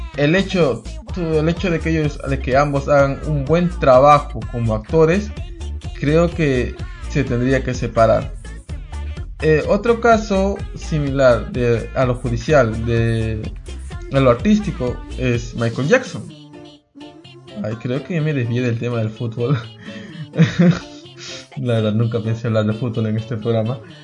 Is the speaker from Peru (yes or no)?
yes; Peru; yo soy peruano